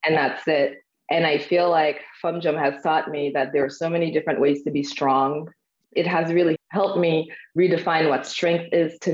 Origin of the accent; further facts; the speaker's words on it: Haiti; also born or lived in Harlem, New York / Brooklyn, New York; now in Austin, United States; I am originally from Haiti.